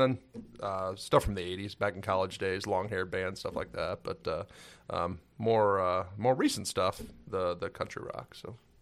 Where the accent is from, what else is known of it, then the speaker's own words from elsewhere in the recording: Cedar Rapids, Iowa, United States; also born or lived in Albert Lea, Minnesota; moved to Cedar Rapids, Iowa. So, Cedar Rapids area is where I, uh, graduated high school from